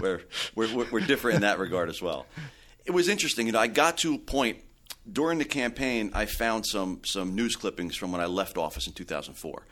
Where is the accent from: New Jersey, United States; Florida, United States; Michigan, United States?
New Jersey, United States; Belleville; I had born and raised in Belleville.